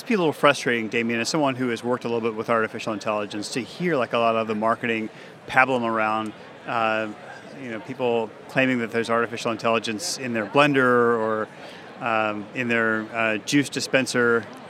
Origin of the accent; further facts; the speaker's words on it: Washington, District of Columbia, United States; recorded on location at the American Association of Law Libraries annual meeting and conference from my hometown, Washington, D.C.